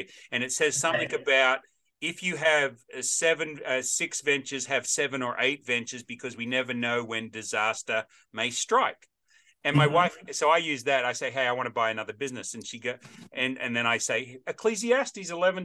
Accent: Australia; also born or lived in Middle Tennessee; now in Nashville, United States; as an Aussie by birth, but American by choice

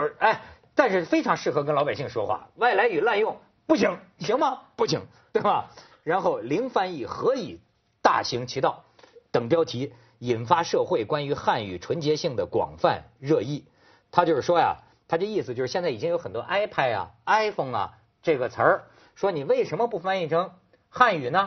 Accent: China; 我就是生， 生在红旗下，长在大陆

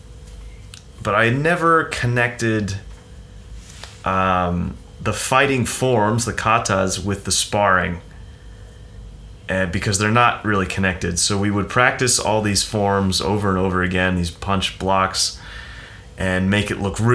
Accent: United States; born or raised there; moved away

